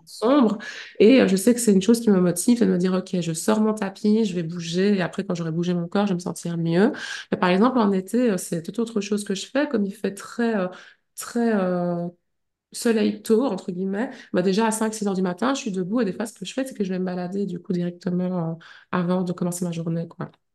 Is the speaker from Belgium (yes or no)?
yes; Liège, Wallonia, Belgium; also born or lived in Brussels / Huy; je suis partie vivre à Bruxelles parce que je suis liégeoise